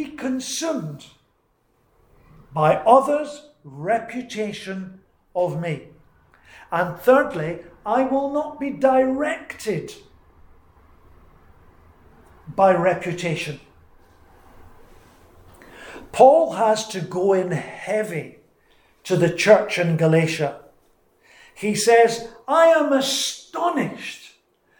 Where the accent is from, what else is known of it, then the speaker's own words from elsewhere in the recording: Scotland, United Kingdom; moved away; I'm Scottish